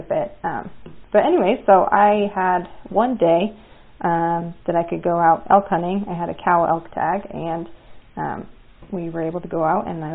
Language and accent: English; Cody, Wyoming, United States; I grew up in Cody, Wyoming.